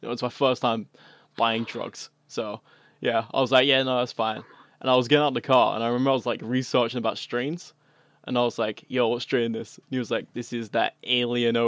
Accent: England, United Kingdom; now in United States; I'm originally from the UK. More specifically, and, England.

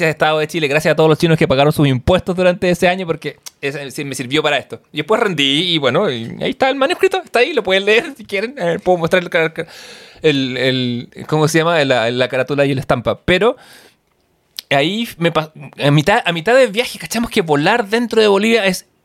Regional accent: Uruguay; hamburguesa, la hamburguesa igual, siendo uruguaya, hegemónica, eh, no era, no era, no era, la, vaca que, muera acá, ¿cachai?

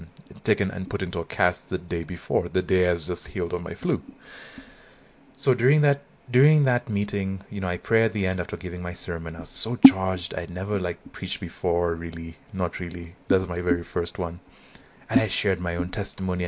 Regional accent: Nairobi, Kenya; I'm Kenyan, and I attended this high school

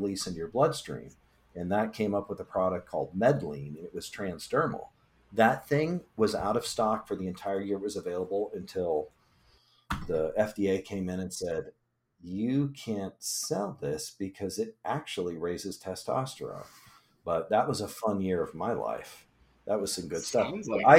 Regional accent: Illinois, United States; I'm from Illinois

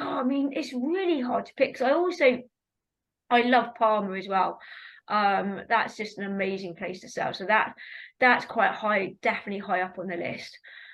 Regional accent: South East England, United Kingdom; We grew up together on Hedgecourt, racing against each other.

